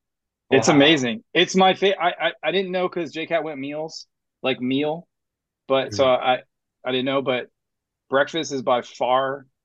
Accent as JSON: {"language": "English", "region": "Tennessee", "country": "United States", "said": "Like, I'm from Tennessee."}